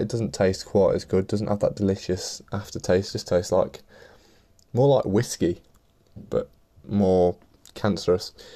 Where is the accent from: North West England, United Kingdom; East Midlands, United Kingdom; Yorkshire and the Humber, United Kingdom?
East Midlands, United Kingdom; Leicester; I'm from Leicester in the Midlands